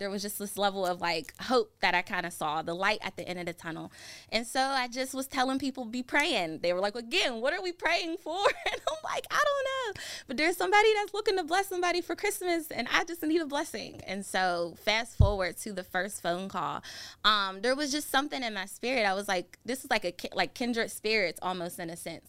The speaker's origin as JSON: {"language": "English", "town": "McKeesport", "region": "Pennsylvania", "country": "United States", "tie": "born or raised there", "said": "I grew up in McKeesport, a little bit outside of the city of Pittsburgh."}